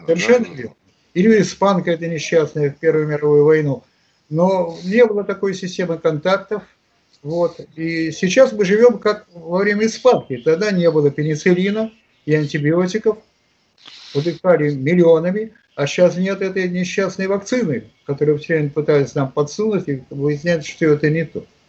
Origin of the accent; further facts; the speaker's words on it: Saint Petersburg, Russia; в родном Питере, здесь